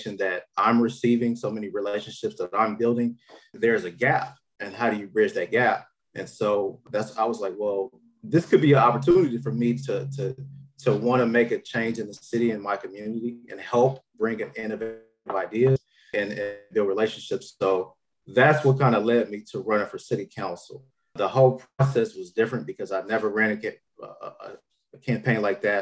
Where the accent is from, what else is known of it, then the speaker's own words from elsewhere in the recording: Chicago, Illinois, United States; moved away as an adult; now in Jefferson City, United States; I'm actually from Chicago, born and raised in Chicago, Illinois.